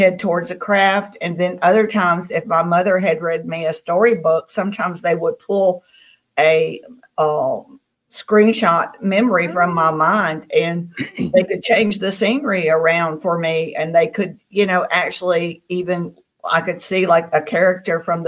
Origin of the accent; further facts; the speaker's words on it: Tennessee, United States; now in Mississippi, United States; I grew up in Tennessee, and I live in Mississippi now, and this is the Bible Belt of the South.